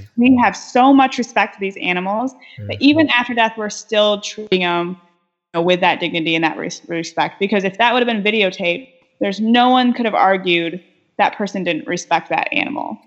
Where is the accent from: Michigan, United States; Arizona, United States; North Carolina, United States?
Michigan, United States; west side of; I'm originally from Michigan. I grew up on the west side of the state